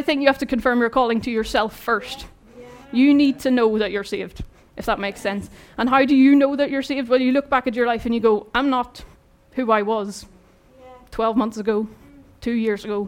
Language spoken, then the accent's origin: English; Ireland; moved away; I'm Irish